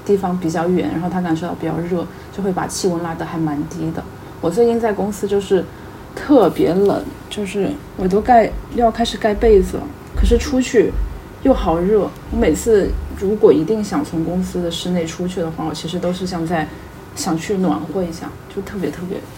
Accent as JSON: {"language": "Chinese", "region": "Guizhou", "country": "China", "tie": "born or raised there", "said": "我老家是贵州的嘛，"}